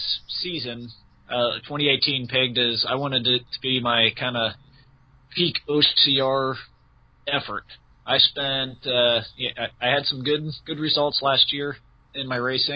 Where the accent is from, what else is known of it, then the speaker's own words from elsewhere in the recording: hometown near the Kings Domain course, Ohio, United States; I only live 20, 30 minutes away from the King's Domain course.